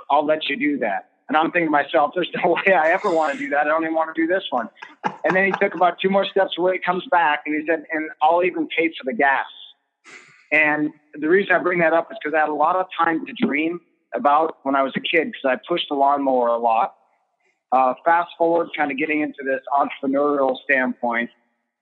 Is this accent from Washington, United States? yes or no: yes; Olympic Peninsula, Northwest Washington, United States; I grew up in Northwest Washington on the Olympic Peninsula